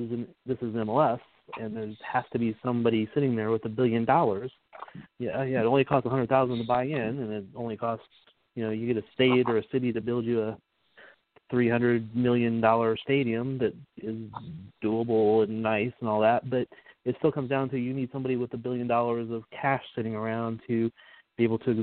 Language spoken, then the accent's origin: English; St. Louis, Missouri, United States; now in Kansas City, United States; I'm originally from St. Louis. I've lived here for way more of my life now than I lived there.